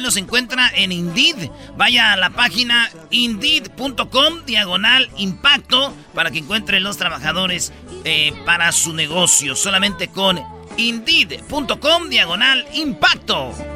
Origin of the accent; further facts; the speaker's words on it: Jiquilpan, Michoacán, Mexico; Yo soy de 1981, nací en el Hospital Lázaro Cárdenas el 11 de diciembre en Jiquilpan, Michoacán